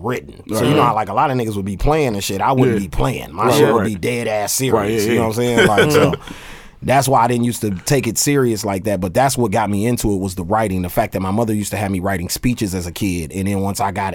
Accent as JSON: {"language": "English", "town": "Milwaukee", "region": "Wisconsin", "country": "United States", "tie": "born or raised there", "also_born_or_lived": "Oakland, California", "said": "I'm from Cali and then I grew up in Milwaukee where we listen to everything in Milwaukee"}